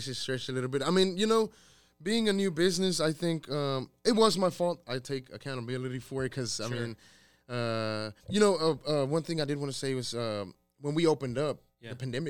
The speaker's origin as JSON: {"language": "English", "town": "Waco", "region": "Texas", "country": "United States", "tie": "born or raised there", "also_born_or_lived": "San Luis Potosí, Mexico", "said": "So I grew up here in Waco, man. Okay, I grew up here in Waco. I grew up actually where we're at. This is where I grew up. I grew up here on 10th Street, 10th and Dutton."}